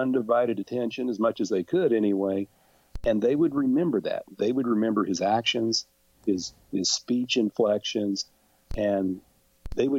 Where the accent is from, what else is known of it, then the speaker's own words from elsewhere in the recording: Independence, Kansas, United States; my hometown of Independence